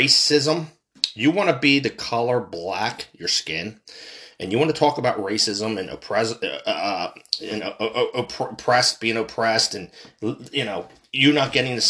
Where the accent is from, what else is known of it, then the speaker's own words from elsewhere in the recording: United States; I'm American. I'm from this country. I was born and raised here in an American hospital.